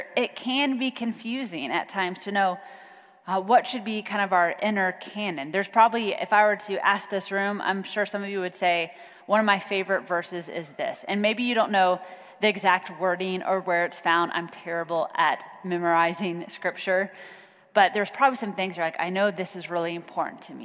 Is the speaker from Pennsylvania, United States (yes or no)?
no; Kansas, United States; now in Plano, United States; I'm from Kansas